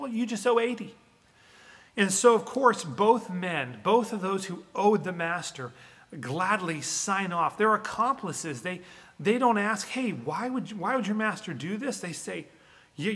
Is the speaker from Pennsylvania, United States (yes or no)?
yes; Western Pennsylvania, United States; where I grew up in Western Pennsylvania